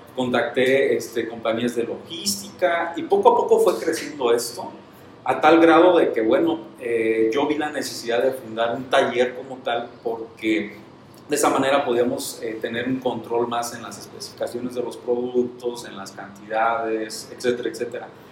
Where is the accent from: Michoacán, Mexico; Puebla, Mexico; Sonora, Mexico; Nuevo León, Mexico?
Michoacán, Mexico; Santa Clara del Cobre; yo soy nacido y originario de Santa Clara del Cobre, en Michoacán. Toda mi vida he vivido aquí en Santa Clara.